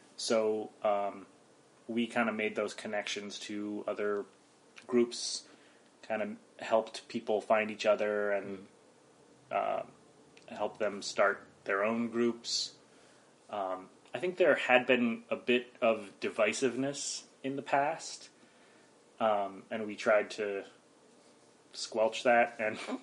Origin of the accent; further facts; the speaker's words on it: Mountain Top, Pennsylvania, United States; moved away as an adult; also born or lived in Philadelphia area, Pennsylvania; I grew up near Wilkes-Barre in northeastern PA